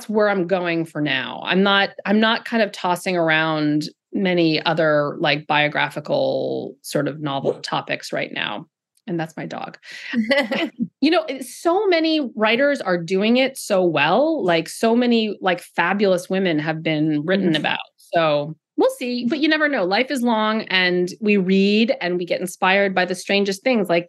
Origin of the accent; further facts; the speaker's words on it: California, United States; moved away; I grew up in California